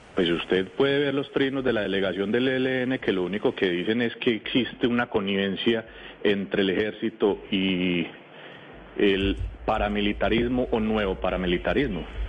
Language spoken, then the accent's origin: Spanish; Rionegro, Antioquia, Colombia; Yo soy de Río Negro, Antioquia